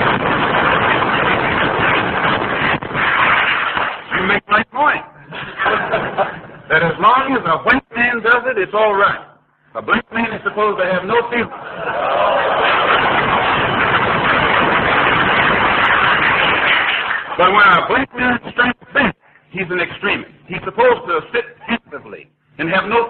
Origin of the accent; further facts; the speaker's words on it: United States; I'm also an American Negro. And I live in a society